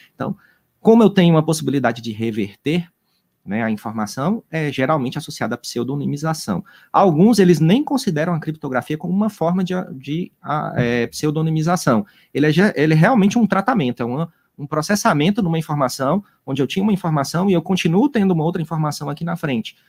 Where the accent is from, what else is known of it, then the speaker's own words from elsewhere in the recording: Juazeiro do Norte, Ceará, Brazil; eu sou aqui do interior do Juazeiro do Norte